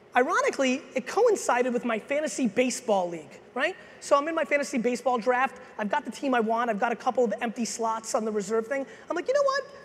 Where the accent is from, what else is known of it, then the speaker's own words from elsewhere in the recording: Edison, New Jersey, United States; also born or lived in Soviet Union / Queens, New York; I was born in the Soviet Union. I came here as a kid. My dad eventually got a job as a stock boy in a liquor store in New Jersey. I originally lived in Queens, then I grew up in Edison, New Jersey